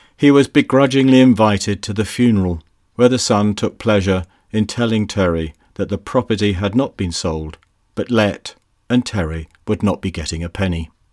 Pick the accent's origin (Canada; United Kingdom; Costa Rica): United Kingdom; also born or lived in Bristol; Being British